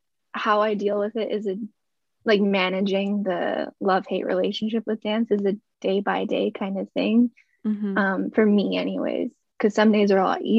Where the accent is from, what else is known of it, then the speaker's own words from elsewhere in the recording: Calgary, Alberta, Canada; moved away; because I came from Calgary, Alberta, so that's kind of nowhere near an ocean.